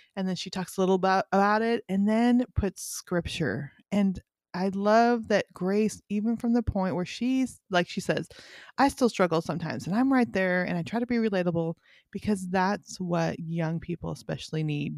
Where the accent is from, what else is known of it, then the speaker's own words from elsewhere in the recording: Northern California, United States; also born or lived in Montana; now in Bible Belt, United States; I grew up in Northern California, lived in Montana for 15 years, and then moved to the Bible Belt